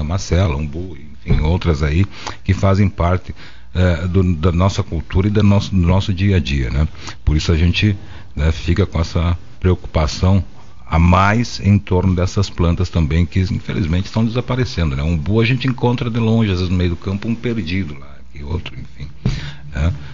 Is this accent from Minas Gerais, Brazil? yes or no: no; Rio Grande do Sul, Brazil